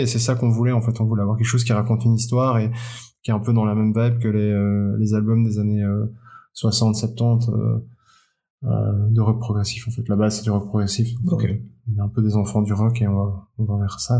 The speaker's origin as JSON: {"language": "French", "country": "Belgium", "said": "je suis belge"}